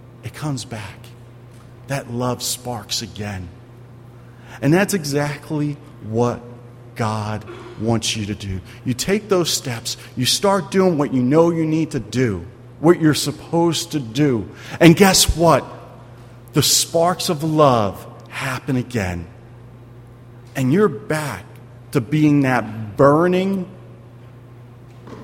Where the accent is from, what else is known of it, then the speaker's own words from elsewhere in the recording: Philadelphia, Pennsylvania, United States; I'm from Philadelphia